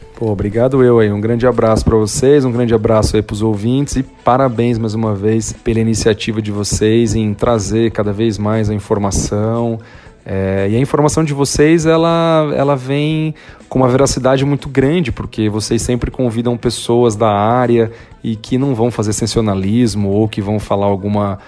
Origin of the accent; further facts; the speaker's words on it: Brazil; moved away as an adult; also born or lived in São Paulo; now in United States; Eu amo o Brasil, o Brasil é meu país, eu sou muito patriota